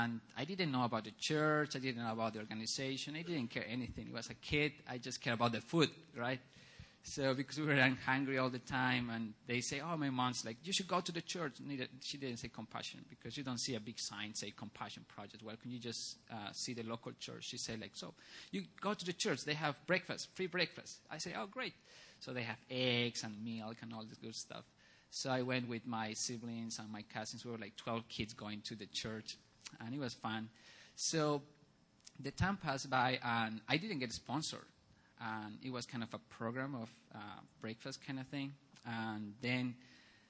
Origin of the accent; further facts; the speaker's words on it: Bolivia; moved away; I grew up in Bolivia